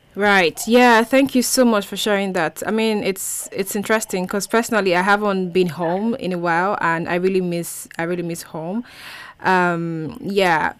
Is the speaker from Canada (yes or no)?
no; Nigeria; i was the only nigerian there